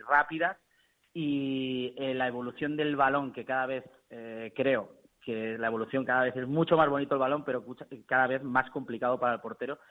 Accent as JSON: {"language": "Spanish", "town": "Burriana", "region": "Valencian Community", "country": "Spain", "said": "Yo estaba aquí en Burriana, que es de donde soy"}